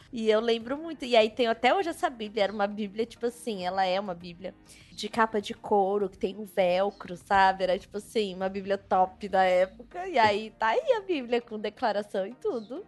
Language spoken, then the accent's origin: Portuguese; São Paulo, Brazil; also born or lived in Distrito Federal; eu nascida e criada em São Paulo e algumas vezes, alguns anos, né, no Distrito Federal